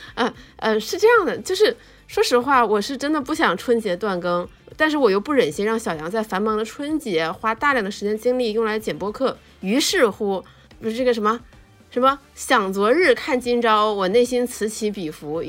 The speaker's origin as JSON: {"language": "Chinese", "region": "Northeast China", "country": "China", "said": "作为东北人，我真的是非常地骄傲"}